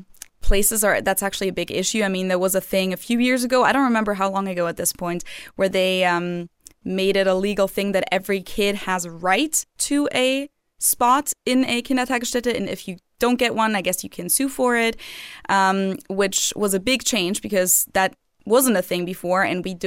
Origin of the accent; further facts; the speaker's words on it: Bavaria, Germany; moved away; I'm from Bavaria.